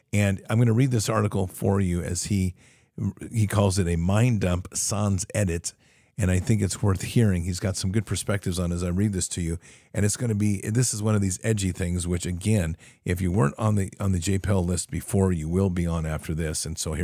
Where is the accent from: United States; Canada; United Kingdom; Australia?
United States; I am American. My country is involved.